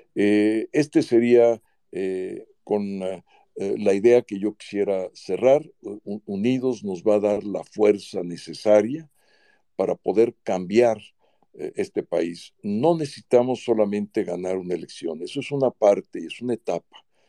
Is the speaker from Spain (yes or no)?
no; Mexico; antes de ser panista soy mexicano eh, y soy ciudadano